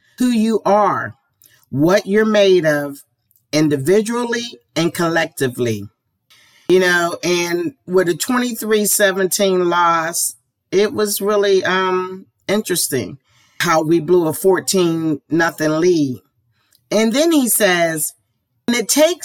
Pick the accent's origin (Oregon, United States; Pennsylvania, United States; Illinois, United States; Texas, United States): Pennsylvania, United States; Pittsburgh; I grew up in Homewood